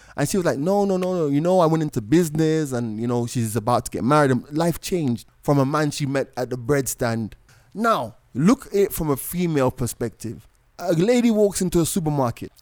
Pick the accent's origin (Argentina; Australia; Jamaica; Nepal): Jamaica; also born or lived in London; now in Kenya; I was born in London. I grew up in Jamaica